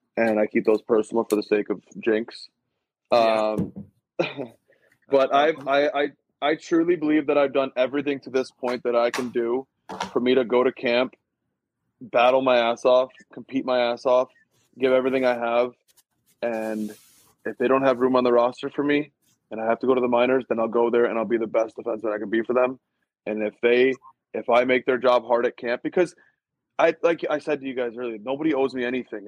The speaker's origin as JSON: {"language": "English", "region": "Michigan", "country": "United States", "said": "I'm from Michigan"}